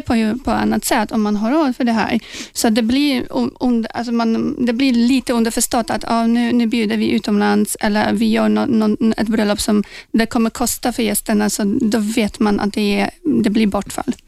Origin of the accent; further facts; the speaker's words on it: Poland; now in Sweden; jag kommer då från Polen eh, från början